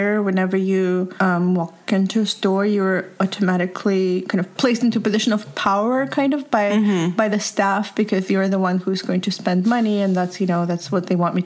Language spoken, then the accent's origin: English; Belarus; moved away; when I'm there, identified as a kind of Belarusian